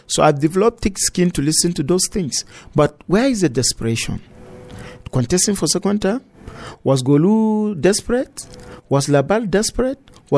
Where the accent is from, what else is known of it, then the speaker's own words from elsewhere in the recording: Nigeria; As a Nigerian who is eligible to contest